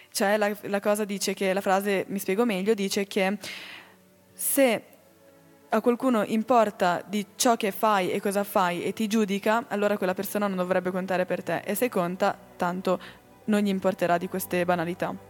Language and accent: Italian; Valtellina, Lombardy, Italy; now in Switzerland; io ho sempre conosciuto il carnevale dalle mie parti in Valtellina come un carnevale per i bambini